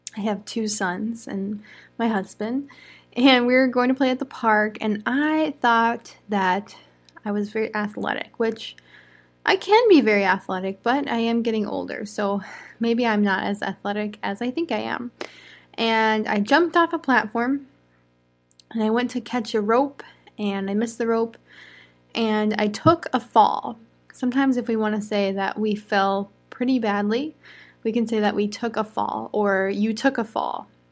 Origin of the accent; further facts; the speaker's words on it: United States; I'm an American English teacher